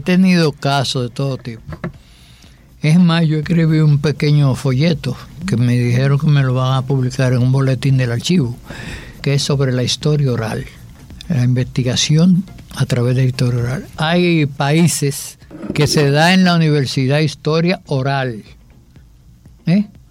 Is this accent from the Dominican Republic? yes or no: yes; Dominican Republic; somos dominicanos